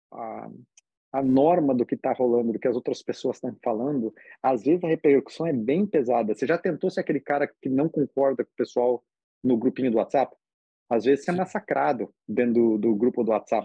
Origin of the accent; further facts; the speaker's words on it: Brazil; moved away; eu sou brasileiro e, na verdade, eu sou bem brasileiro